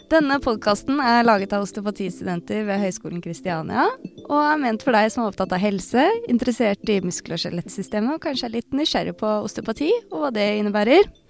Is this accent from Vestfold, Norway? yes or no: yes; Tønsberg, Vestfold, Norway; Jeg er også fra Tønsberg.